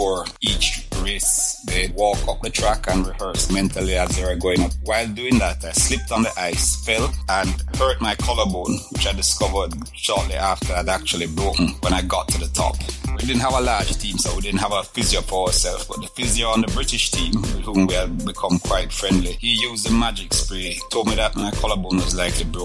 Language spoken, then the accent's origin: English; Jamaica; being Jamaican